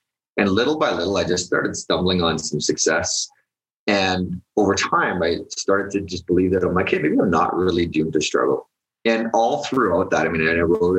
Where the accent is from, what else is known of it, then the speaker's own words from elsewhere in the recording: Edmonton, Alberta, Canada; I grew up in Edmonton